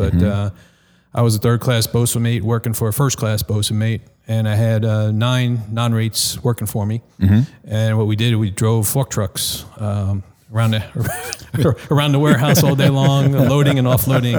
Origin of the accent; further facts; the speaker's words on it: East Meadow, New York, United States; Okay, well, I'm originally from Long Island, New York, a town called East Meadow, and that's where I was kind of exposed to the Coast Guard.